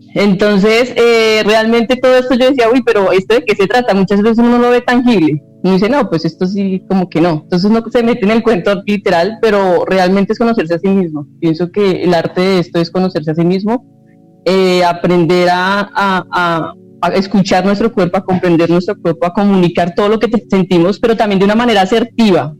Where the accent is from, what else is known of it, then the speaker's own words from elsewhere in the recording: Colombia; nosotros como ciudadanos colombianos